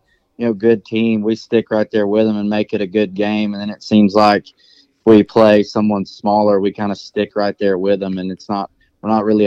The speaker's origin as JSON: {"language": "English", "region": "Georgia", "country": "United States", "tie": "born or raised there", "moved": "as an adult", "lives_now": "Cherokee, Oklahoma, United States", "said": "I grew up in Georgia. I guess I lived there 19 years, and then I've lived in Oklahoma for a little over 3 now."}